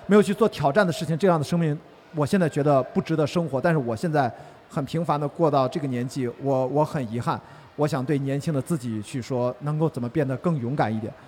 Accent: Qingdao, Shandong, China; 我是青岛人嘛

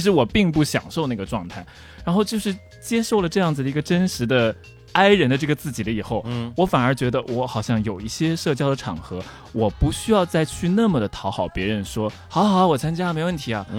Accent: Tokyo, Japan; first language Chinese; also born or lived in Xi'an; 我长期生活的一个地方

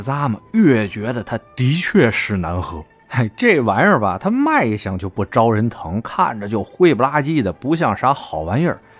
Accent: Beijing, China; 作为一个土生土长的老北京

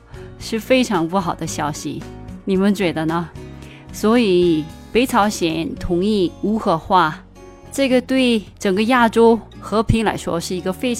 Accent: South Korea; 作为一个韩国人，

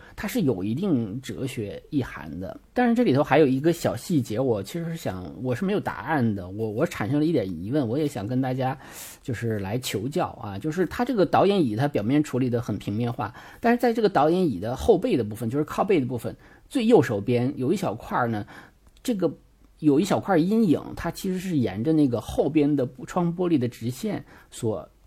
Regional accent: China; 因为我们中国人的中国画里的技法有那像泼墨大写意是吧？

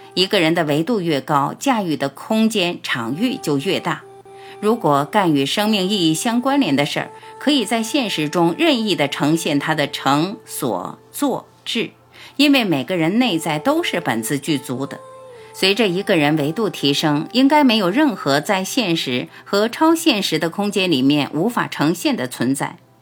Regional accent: China; 我们中国人

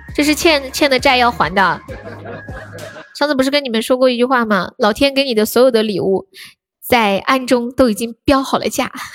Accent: Nanchong, Sichuan, China; 我是南充的

